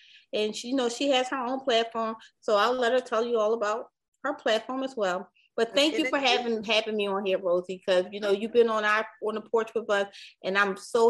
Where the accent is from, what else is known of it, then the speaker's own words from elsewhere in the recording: Philadelphia, Pennsylvania, United States; Me and Mel are actually from Philly